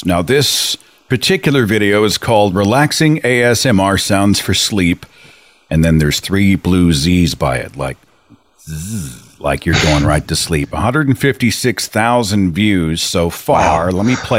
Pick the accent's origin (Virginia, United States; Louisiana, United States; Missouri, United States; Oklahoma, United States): Oklahoma, United States; Area code 918. Hey, that's my hometown.